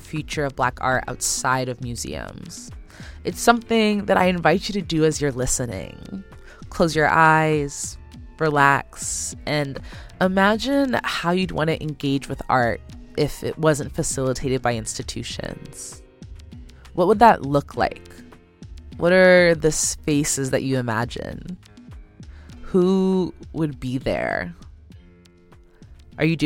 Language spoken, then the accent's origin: English; Oakland, California, United States; moved away as an adult; I came back to my hometown of Oakland during the pandemic to be with my parents